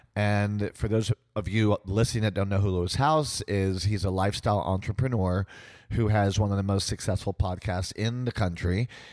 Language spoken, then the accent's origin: English; San Juan, Puerto Rico; also born or lived in United States; I grew up in San Juan, Puerto Rico, being a American, Russian, Jewish family in a Latino Catholic culture